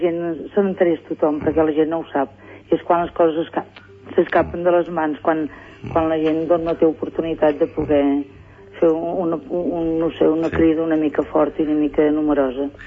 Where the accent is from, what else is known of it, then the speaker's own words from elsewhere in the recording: Girona, Catalonia, Spain; els gironins